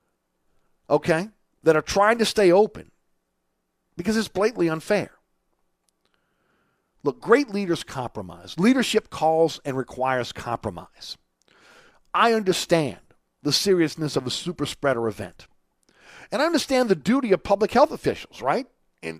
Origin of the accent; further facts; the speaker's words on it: New Orleans, Louisiana, United States; I grew up on Webster, just off Magazine Street